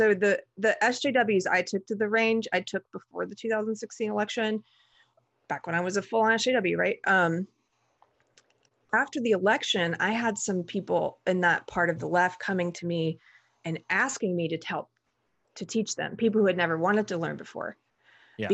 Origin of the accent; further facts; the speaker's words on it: the South, United States; Well, I was an outlier because I grew up in the South. And so, and my dad was Army and I grew up around firearms.